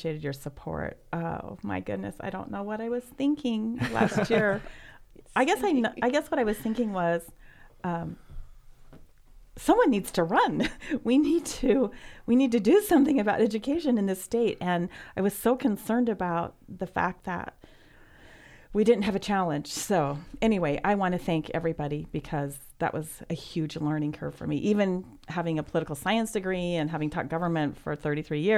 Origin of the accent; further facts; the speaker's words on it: Preston, Idaho, United States; also born or lived in Orofino, Idaho; I grew up in Preston